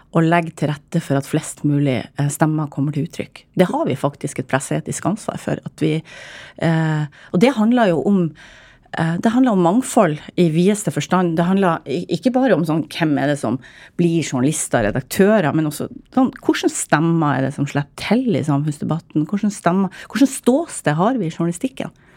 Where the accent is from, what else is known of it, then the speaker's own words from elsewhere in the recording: Northern Norway, Norway; jeg er nordlending